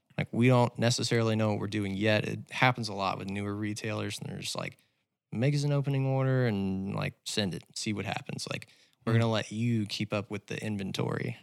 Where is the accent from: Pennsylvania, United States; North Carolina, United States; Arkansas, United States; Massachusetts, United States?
Arkansas, United States; Little Rock; also born or lived in Fayetteville, Arkansas; I was born and raised in Little Rock and then came up to Fayetteville for school